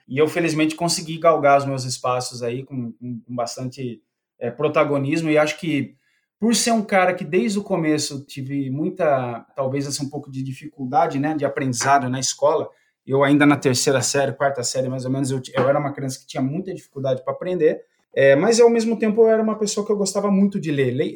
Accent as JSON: {"language": "Portuguese", "town": "Piracicaba", "region": "São Paulo", "country": "Brazil", "tie": "born or raised there", "accent": "interior of São Paulo", "said": "eu fui guarda-mirim, né, aqui na, na, na, cidade de Piracicaba, já deve perceber que o sotaque aqui, eu sou bem do interior de São Paulo mesmo"}